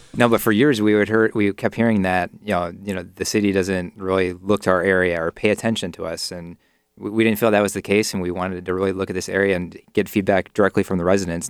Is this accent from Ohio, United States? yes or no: yes; near Cleveland, Ohio, United States; my hometown near Cleveland